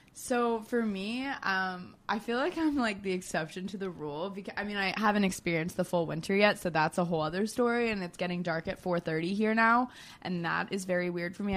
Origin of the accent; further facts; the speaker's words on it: Florida, United States; moved away as an adult; also born or lived in Georgia; now in New York City, United States; I grew up in Florida.